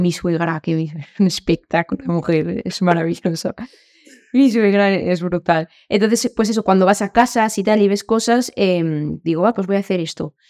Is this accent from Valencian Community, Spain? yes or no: yes; Valencia area village, Valencian Community, Spain; el que me he criado la otra mitad de mi vida